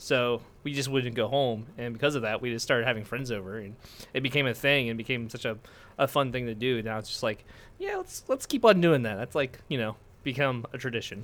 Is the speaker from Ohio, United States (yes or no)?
yes; Ohio, United States; now in Pittsburgh, United States; we stay in Pittsburgh. We're originally from Ohio.